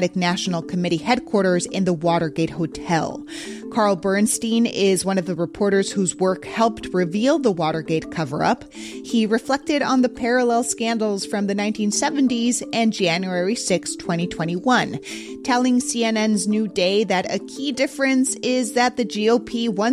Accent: Mexico City, Mexico; moved away; my hometown of Mexico City

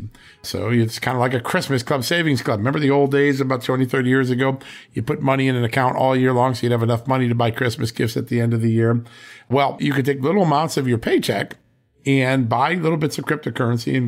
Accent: Virginia, United States; from the great state, my home state, of Virginia

